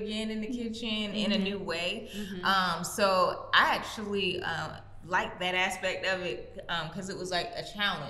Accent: Maryland, United States; now in Los Angeles, United States; I'm originally from Maryland, currently reside in Los Angeles, California

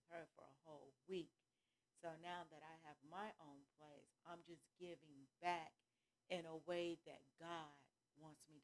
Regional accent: California, United States; moved away as an adult; also born or lived in Atlanta, Georgia; now in Gainesville, United States; I'm from California. That's mm-hmm. my hometown. That's where I was born, raised, everything. And then I got married and came here to Atlanta, Georgia.

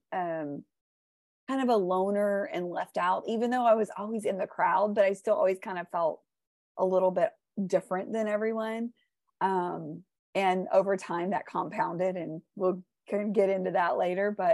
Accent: Houston, Texas, United States; I grew up in Houston, Texas, and I still live in Houston, Texas, but I grew up here in the Cypress area

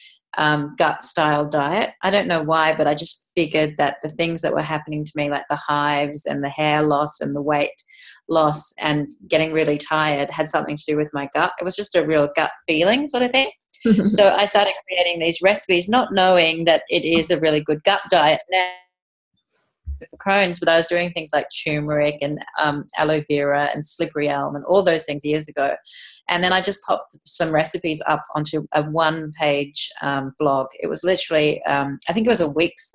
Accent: England, United Kingdom; moved away; I was actually born in England, so I'm English

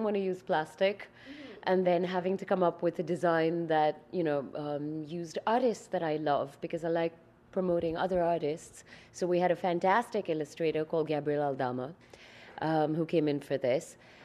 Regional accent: India; now in Montreal, Canada; I'm Indian

